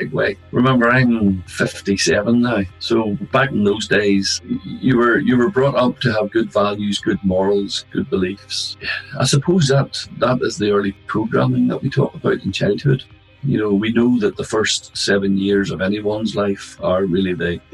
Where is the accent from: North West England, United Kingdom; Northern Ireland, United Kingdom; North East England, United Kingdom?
Northern Ireland, United Kingdom; Larne; Growing up in Larne, we'll put it this way, I'm still here. I've never left the town. So, you know, it's my hometown